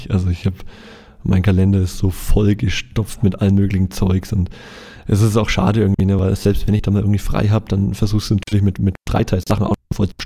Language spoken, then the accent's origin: German; Nuremberg, Bavaria, Germany; versuche ich halt nach Nürnberg zu fahren, wo ich herkomme und wo ich auch noch eine, eine kleine Wohnung habe.